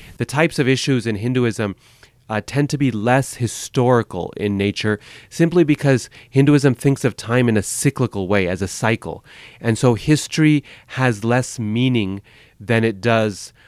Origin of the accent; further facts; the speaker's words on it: Boise, Idaho, United States; moved away; also born or lived in Chicago; I grew up in Boise, Idaho in the eighties